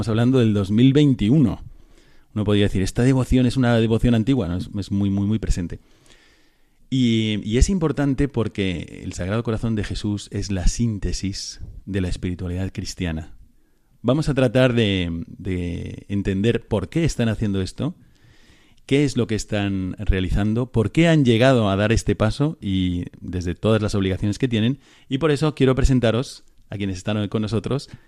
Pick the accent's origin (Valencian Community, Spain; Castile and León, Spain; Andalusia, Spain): Andalusia, Spain; Córdoba; yo soy de aquí, de Córdoba.